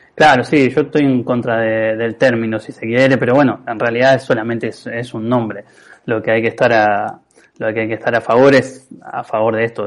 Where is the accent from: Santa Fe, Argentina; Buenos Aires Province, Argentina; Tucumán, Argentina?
Santa Fe, Argentina; Rafaela area; jugué en, Liga Rafaelina, en, eh, casi semi-amateur en, el club de mi pueblo, pero jugué de los seis años hasta, hasta llegar a primera